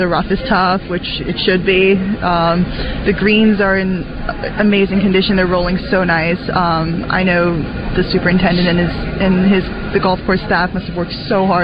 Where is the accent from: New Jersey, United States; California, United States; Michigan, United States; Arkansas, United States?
California, United States; moved away; also born or lived in Colorado; I was born in Colorado, raised in California